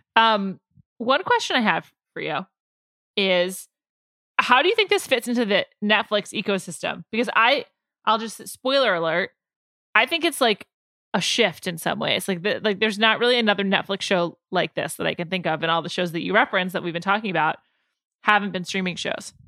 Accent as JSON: {"language": "English", "country": "United States", "said": "as an American"}